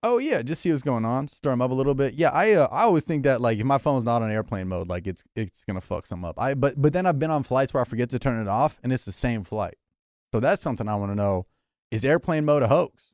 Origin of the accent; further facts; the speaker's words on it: California, United States; I grew up in California my whole life.